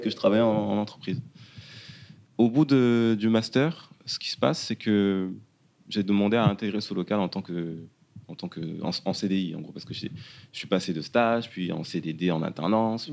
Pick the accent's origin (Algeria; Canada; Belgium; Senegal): Senegal; Dakar; moved away as an adult; now in France; sénégalais. Je suis né et j'ai grandi au Sénégal, plus précisément à Dakar et à Wokam